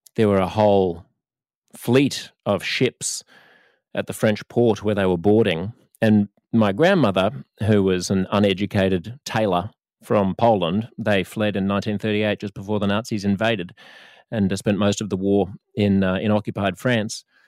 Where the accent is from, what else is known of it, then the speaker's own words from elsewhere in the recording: Australia; I am Australian instead of American or Canadian.